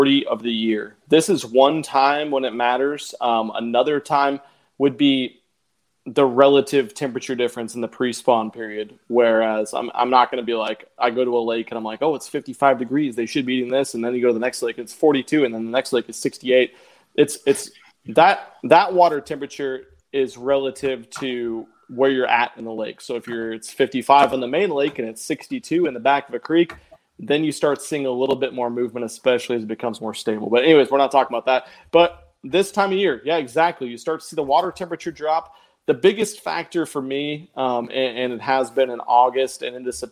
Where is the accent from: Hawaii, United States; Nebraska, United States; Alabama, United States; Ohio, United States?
Nebraska, United States; moved away as an adult; I grew up and lived in Nebraska my whole childhood, besides the last year and a half